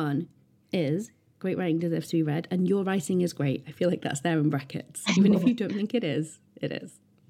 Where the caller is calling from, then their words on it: Yorkshire and the Humber, United Kingdom; Well, I'm writing this from Bronte country. In fact, I can see the hills out of my window